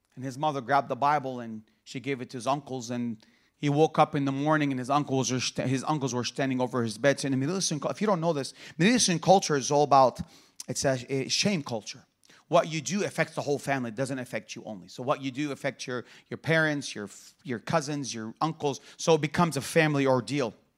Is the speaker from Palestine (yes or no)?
yes; Bethlehem, West Bank, Palestine; also born or lived in Jerusalem; I was born in Jerusalem, and I grew up in the city of Bethlehem, the birth city of Jesus Christ